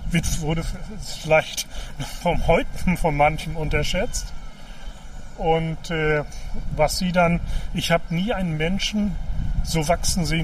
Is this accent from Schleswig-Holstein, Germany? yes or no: no; Stralsund, Mecklenburg-Vorpommern, Germany; wenn ich heute, 30 Jahre danach, durch meine Heimat gehe, so eine Stadt wie Stralsund, die war 1990 am Verfall.